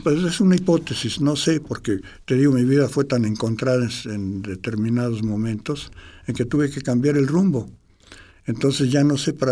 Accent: Mexico City, Mexico; soy chilango

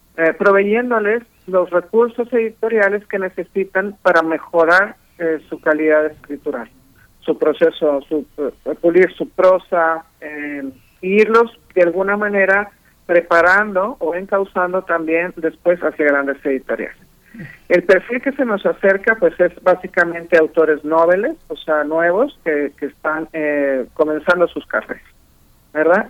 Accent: Monterrey, Nuevo León, Mexico; soy de Monterrey

